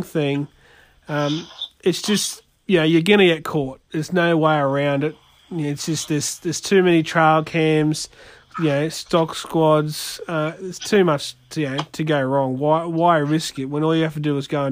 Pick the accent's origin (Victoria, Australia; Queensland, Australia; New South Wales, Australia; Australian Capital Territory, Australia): Queensland, Australia; near Muttaburra; where I grew up out near Muttaburra